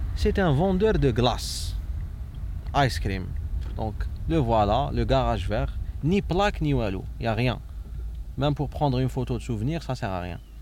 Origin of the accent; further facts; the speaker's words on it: Algiers, Algiers Province, Algeria; also born or lived in Réghaïa; j'ai grandi à Bajarrah